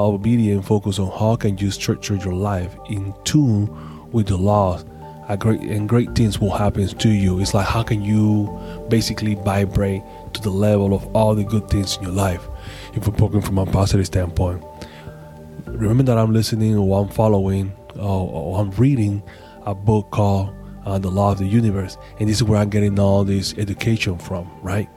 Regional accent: Panama City, Panama; moved away; I'm actually in Panama City, Panama. Yeah, my hometown.

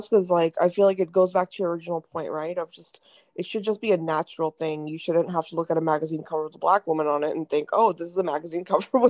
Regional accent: India; because, you know, as Indian, I also saw that too. You know, there's an Indian aisle for stuff.

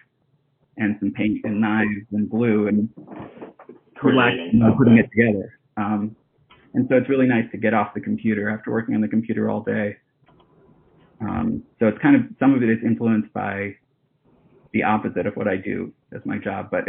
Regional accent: Hawaii, United States; also born or lived in Japan; I grew up in Hawaii, and before that lived in Japan as a really little kid

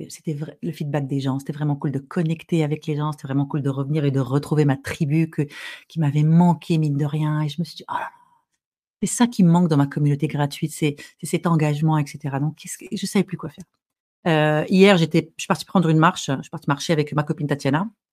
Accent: Morocco; je suis arabe, je suis marocaine, j'ai grandi au Maroc

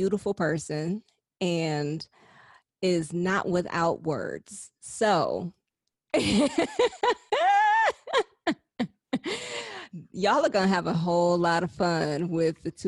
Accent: Houston, Texas, United States; also born or lived in Atlanta, Georgia; I am from Houston, H-Town, Texas

